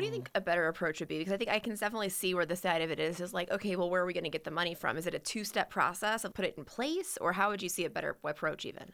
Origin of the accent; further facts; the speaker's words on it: Richmond, Virginia, United States; growing up in Richmond